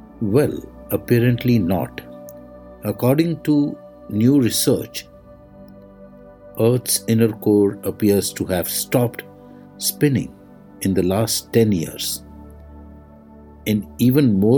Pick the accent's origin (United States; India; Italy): India; I am the Indian monk